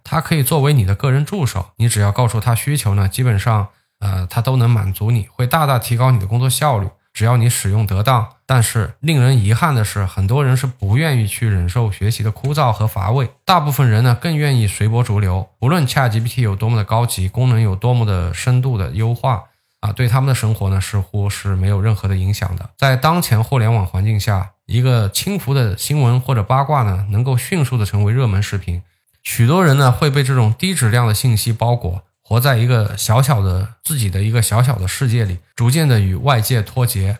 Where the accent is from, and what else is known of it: China